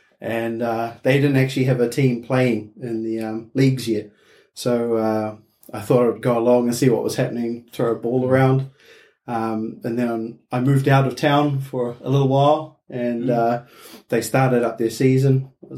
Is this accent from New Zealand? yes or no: yes; New Zealand; moved away as an adult; now in Seinäjoki, Finland; growing up in New Zealand is a rugby mad country